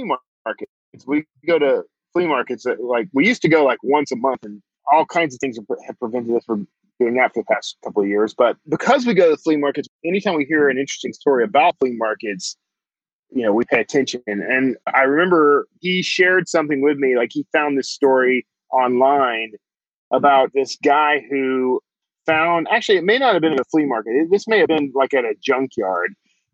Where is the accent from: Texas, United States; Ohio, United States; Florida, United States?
Texas, United States; Wild Peach; I grew up in Wild Peach, Texas.